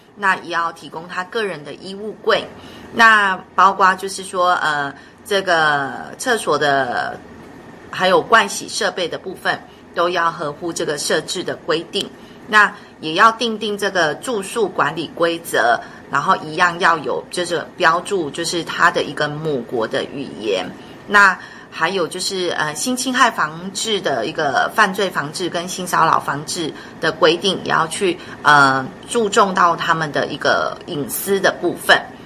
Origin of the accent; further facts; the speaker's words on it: Taiwan; 我们台湾